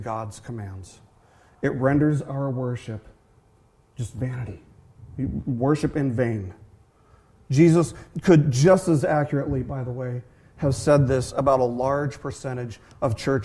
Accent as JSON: {"language": "English", "town": "Las Vegas", "region": "Nevada", "country": "United States", "tie": "born or raised there"}